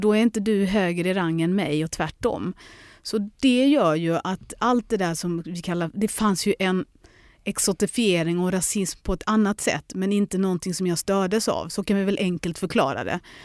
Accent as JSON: {"language": "Swedish", "town": "Lund", "region": "Skåne", "country": "Sweden", "also_born_or_lived": "London", "said": "Jag kan dra hem till lilla Lund"}